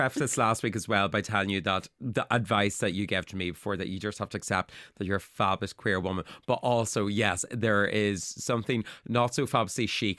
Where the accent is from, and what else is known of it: Ireland